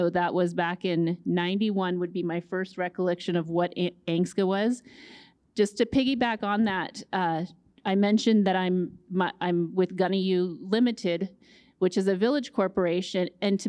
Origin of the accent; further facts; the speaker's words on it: Fairbanks, Alaska, United States; I grew up in Fairbanks, spent a lot of time on the Yukon and in Nulato.